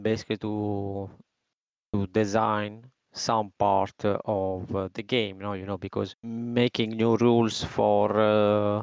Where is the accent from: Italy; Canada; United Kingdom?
Italy; moved away as an adult; now in Spain; I moved out from Italy. I traveled in, let's say, in different country. Now I am in Spain.